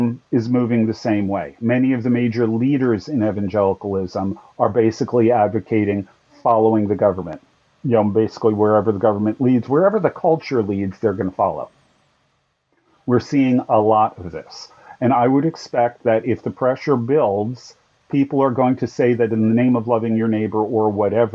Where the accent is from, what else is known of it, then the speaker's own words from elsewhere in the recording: United States; as American Christians